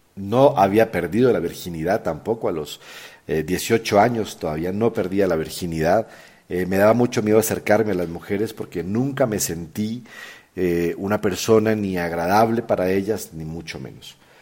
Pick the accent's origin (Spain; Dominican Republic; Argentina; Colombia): Colombia; moved away as an adult; also born or lived in San Antonio del Chamí, Colombia / Chile / Peru; now in Mexico; soy colombiano de nacimiento, mexicano ya hace casi 20 años que vivo en este país